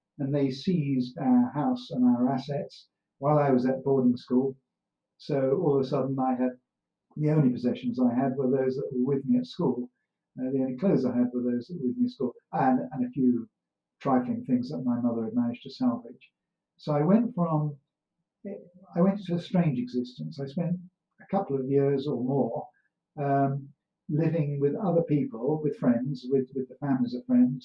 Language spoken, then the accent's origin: English; Doveridge, East Midlands, United Kingdom; born or raised there; also born or lived in Wolverhampton